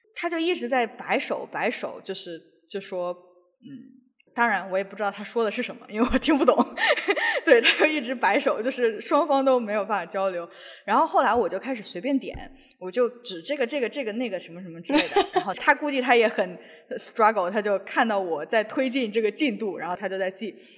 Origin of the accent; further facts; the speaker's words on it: northern China, China; now in Seattle, United States; 我们，就是北方人吃的那种豆腐脑